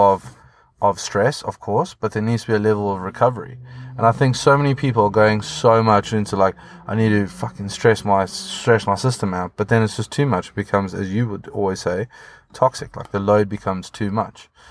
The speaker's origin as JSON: {"language": "English", "country": "South Africa", "moved": "yes", "lives_now": "United Kingdom", "said": "being South African living in the U K"}